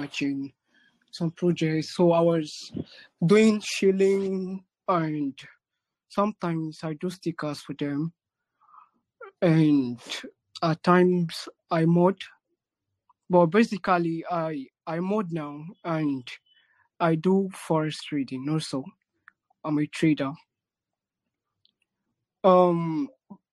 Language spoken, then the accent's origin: English; Nigeria; I'm from Africa, Nigeria precisely.